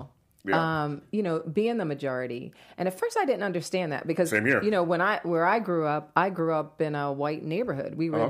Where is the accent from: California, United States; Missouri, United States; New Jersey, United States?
New Jersey, United States; also born or lived in Atlanta; But I'm originally from New Jersey. {S0} Okay. {S2} I grew up in New Jersey. I lived in Atlanta